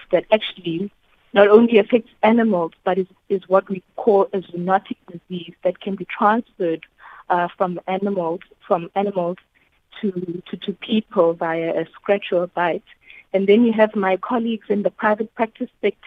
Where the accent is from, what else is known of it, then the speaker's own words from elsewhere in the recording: Pietermaritzburg, KwaZulu-Natal, South Africa; I actually was born and raised in Pietermaritzburg